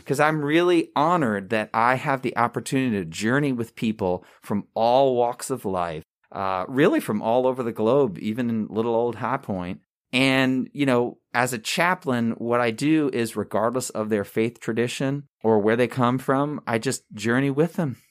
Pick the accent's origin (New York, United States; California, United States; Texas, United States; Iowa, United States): New York, United States; Long Island; moved away as an adult; also born or lived in Campbell University, North Carolina; now in High Point, United States; I was born and raised in Long Island, New York